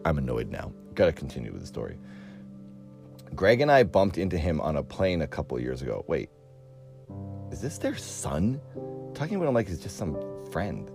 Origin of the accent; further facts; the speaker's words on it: Cape Cod, Massachusetts, United States; now in California, United States; I grew up on Cape Cod